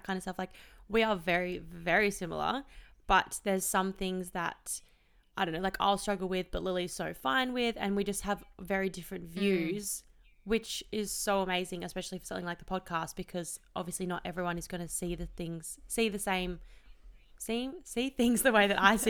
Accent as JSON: {"language": "English", "town": "Melbourne", "region": "Victoria", "country": "Australia", "tie": "born or raised there", "also_born_or_lived": "Perth", "said": "I was born in Perth and my parents divorced when I was 3. So mum and dad split up and mum and I moved to Melbourne"}